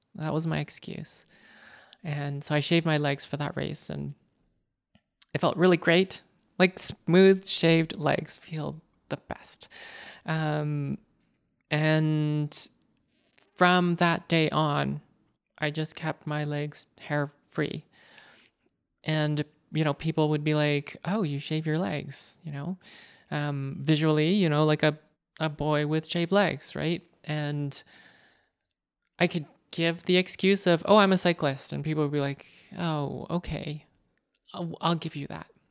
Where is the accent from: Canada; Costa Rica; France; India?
Canada; I am Canadian born Chinese. My parents are from Hong Kong